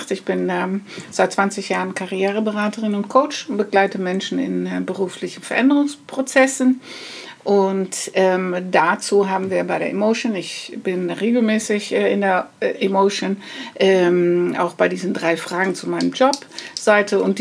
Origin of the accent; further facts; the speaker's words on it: Netherlands; now in Germany; Aber okay, ich, äh, ähm, ich bin eine Holländerin.